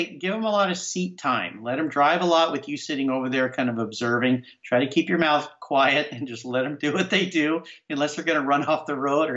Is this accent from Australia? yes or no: no; La Jolla, California, United States; now in Pacific Northwest, United States; I grew up in Southern California, in La Jolla, California, which is just north of San Diego.